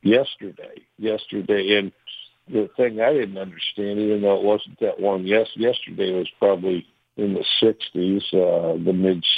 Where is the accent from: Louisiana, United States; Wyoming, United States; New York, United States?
Wyoming, United States; Cody; moved away; I grew up in Cody, Wyoming